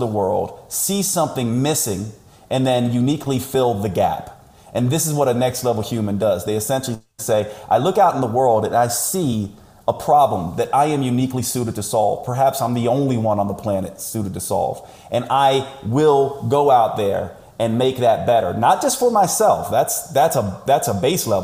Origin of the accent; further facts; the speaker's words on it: United States; I'm an American